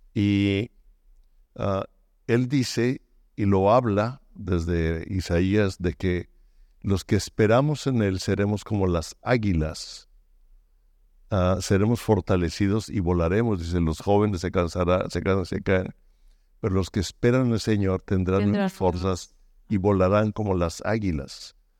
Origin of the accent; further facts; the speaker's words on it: Mexico; moved away as an adult; also born or lived in Baja California Sur; now in United States; soy mexicano, que vivimos en Estados Unidos, ah, sigo siendo muy mexicano